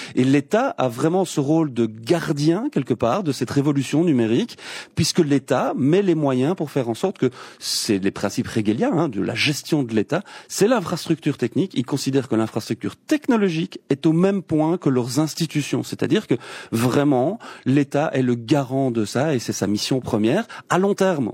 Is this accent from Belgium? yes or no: yes; Belgium